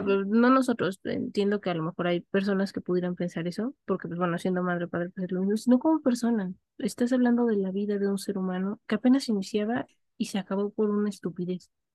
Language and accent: Spanish; Mexico; se nos reconoce como ciudadanos mexicanos al momento que cumplimos los 18 años